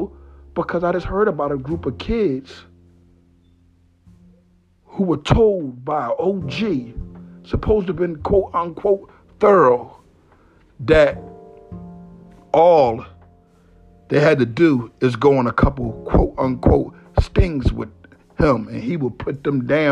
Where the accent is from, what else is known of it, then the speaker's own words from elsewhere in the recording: Philadelphia, Pennsylvania, United States; I was raised in Philadelphia. Family come from all parts of North Philadelphia.